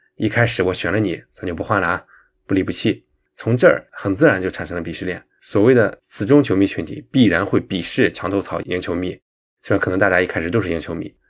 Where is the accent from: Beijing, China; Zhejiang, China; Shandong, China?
Shandong, China; also born or lived in United Kingdom; now in Shanghai, China; 我骨子里仍然以自己是山东人为傲，虽然山东这个地方让我恨还是比较多的。我也一辈子不可能回去生活了，但是我也不以出生于山东为耻